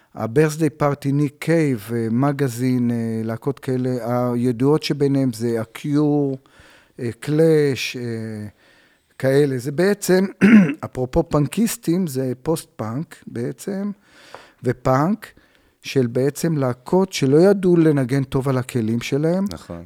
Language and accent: Hebrew; Tel Aviv, Tel Aviv District, Israel; also born or lived in Bavli, north Tel Aviv; נולדתי בדרום תל אביב, בשכונה כזאת, בקריית שלום, דרומי, הייתי כזה דרומי, ומשם עברתי לבבלי צפוני